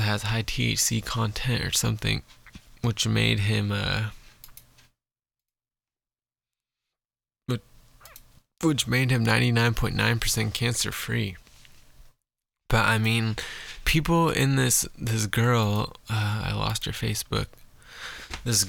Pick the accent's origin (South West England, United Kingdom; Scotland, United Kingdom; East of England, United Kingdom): Scotland, United Kingdom; I'm Scottish